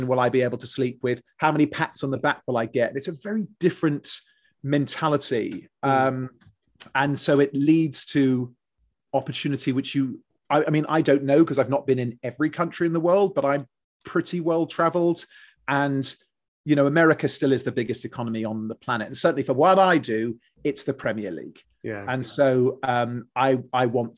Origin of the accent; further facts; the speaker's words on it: England, United Kingdom; moved away; born and raised in England